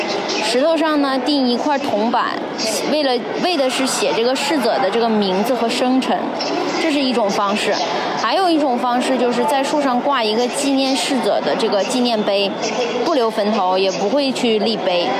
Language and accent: Chinese; Qinhuangdao, Hebei, China; now in Beijing, China; 然后我是在北京一家互联网公司做教研的。我的家乡是秦皇岛